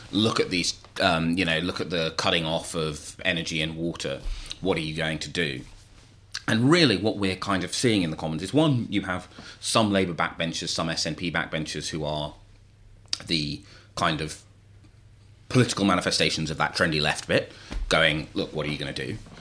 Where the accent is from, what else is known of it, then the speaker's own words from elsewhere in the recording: London, United Kingdom; my hometown of Burn Bethnal Green